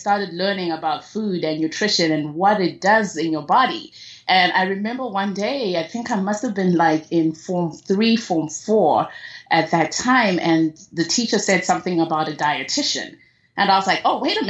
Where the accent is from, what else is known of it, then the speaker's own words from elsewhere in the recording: Zimbabwe; I was born and raised in Zimbabwe